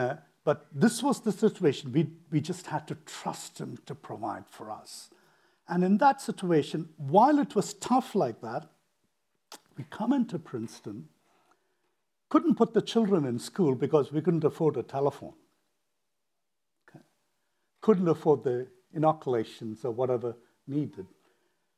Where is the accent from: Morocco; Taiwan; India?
India; moved away as an adult; also born or lived in United States; So now I leave India, decide, okay, I want to study.